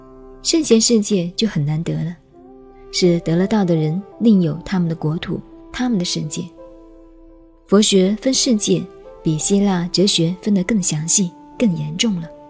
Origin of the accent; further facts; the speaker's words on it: China; 天主教说宇宙是上帝创造的，我们中国人说天地是由盘古老王开辟的。